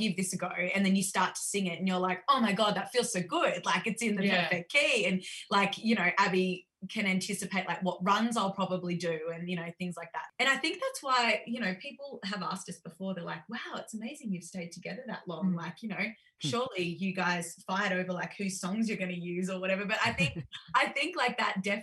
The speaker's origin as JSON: {"language": "English", "town": "Tamworth", "region": "New South Wales", "country": "Australia", "accent": "country twang", "said": "I'm from Tamworth"}